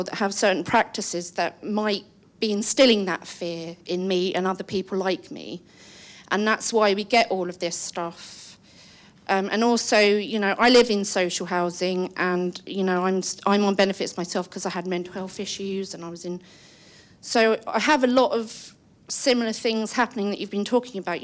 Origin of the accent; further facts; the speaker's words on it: England, United Kingdom; now in London, United Kingdom; I am a English white woman